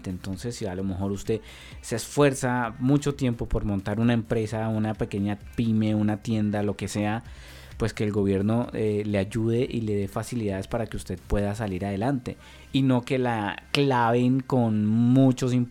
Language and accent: Spanish; Chile; sino todos somos compatriotas, todos somos chilenos y entre todos vamos a salir de esta y nos ayudamos, nos, apoyamos.